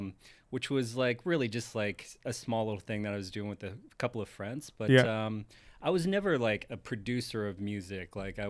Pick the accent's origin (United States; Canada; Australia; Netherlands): Canada; Calgary, Alberta; moved away as an adult; now in Toronto, Canada; not to shit on my hometown, but there's not a whole lot to do there.